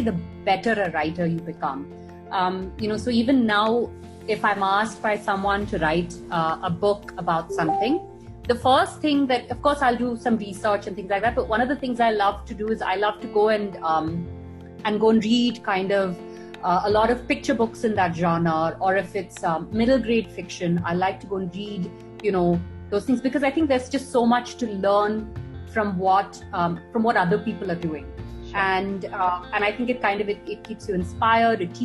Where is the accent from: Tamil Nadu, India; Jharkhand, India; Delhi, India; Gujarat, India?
Tamil Nadu, India; Chennai; I grew up in Madras.